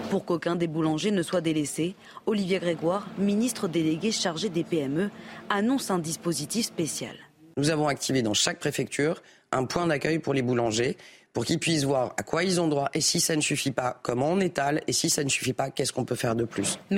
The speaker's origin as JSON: {"language": "French", "country": "Belgium", "said": "Moi, je suis belge et c'est 67 ans l'âge de la retraite."}